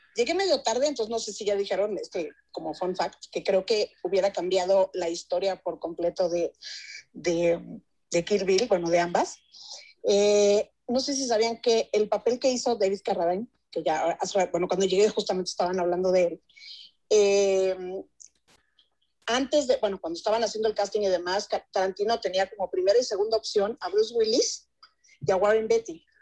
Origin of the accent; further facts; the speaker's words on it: Ciudad Juárez, Chihuahua, Mexico; yo también soy de Ciudad Juárez